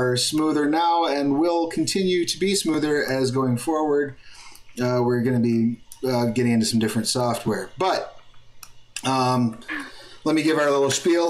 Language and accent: English; United States; I'm an American